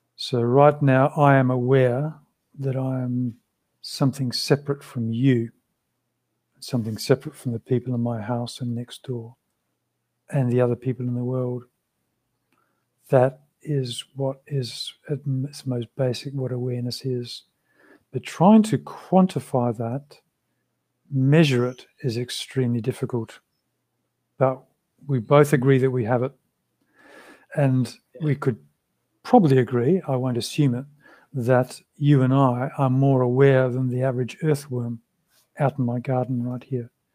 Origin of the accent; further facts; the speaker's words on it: Australia; first language English; also born or lived in London; in Australia at that time when I was growing up